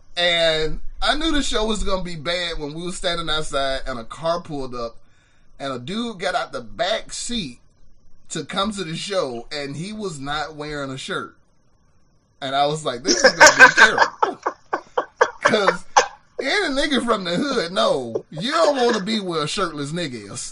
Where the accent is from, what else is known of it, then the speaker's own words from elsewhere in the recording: Birmingham, Alabama, United States; I was born and raised on Norwood Boulevard